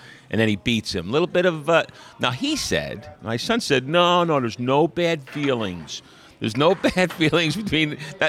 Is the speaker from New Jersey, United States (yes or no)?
yes; Iselin, New Jersey, United States; moved away; a big train station in New Jersey was right in my hometown. It's called Metro Park.